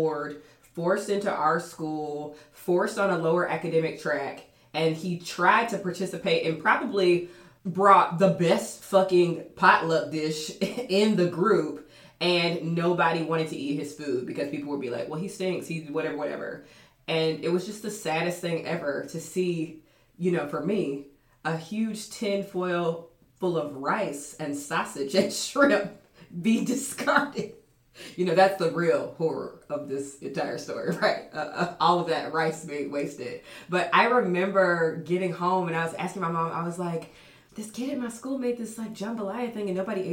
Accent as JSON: {"language": "English", "region": "Georgia", "country": "United States", "said": "I'm from Georgia"}